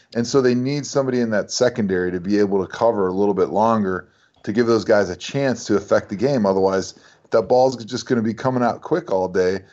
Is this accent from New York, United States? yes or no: no; Wisconsin, United States; growing up in Wisconsin